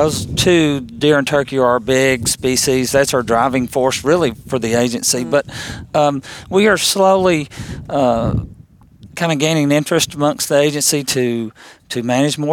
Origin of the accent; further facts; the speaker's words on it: Monroe County, Tennessee, United States; to my hometown. I grew up in Monroe County.